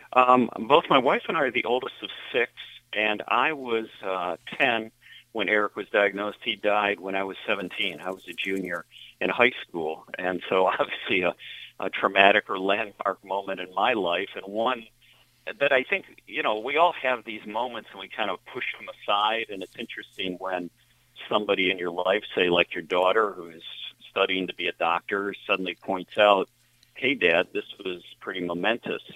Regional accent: Lockport, New York, United States; also born or lived in Philadelphia; Lockport's my hometown

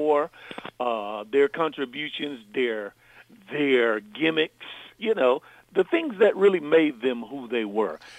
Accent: South Carolina, United States; I grew up in South Carolina, as you mentioned, and in South Carolina, when I was growing up in the 70s

